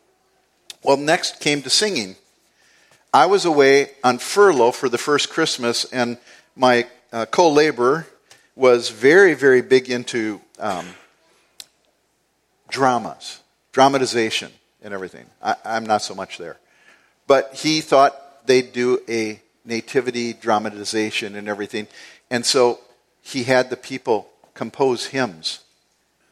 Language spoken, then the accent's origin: English; United States; moved away as an adult; also born or lived in Indonesia; I was from America